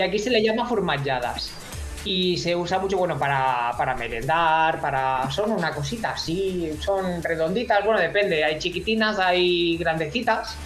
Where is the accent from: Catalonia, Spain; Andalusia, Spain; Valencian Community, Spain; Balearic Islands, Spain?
Balearic Islands, Spain; Menorca; Yo he nacido en Menorca, yo soy menorquín.